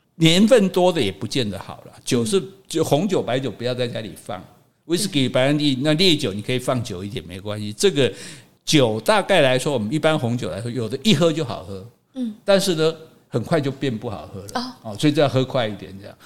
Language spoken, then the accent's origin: Chinese; Taiwan; 我们台湾冻顶茶